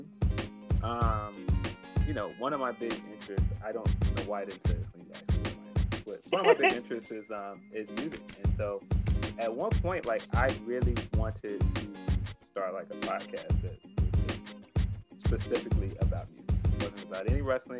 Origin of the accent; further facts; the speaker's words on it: Chicago, Illinois, United States; I'm from Chicago